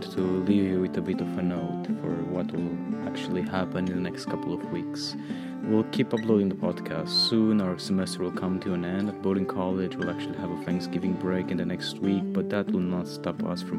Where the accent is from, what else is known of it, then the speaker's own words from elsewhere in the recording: Romania; now in Maine, United States; Romania, my home country as well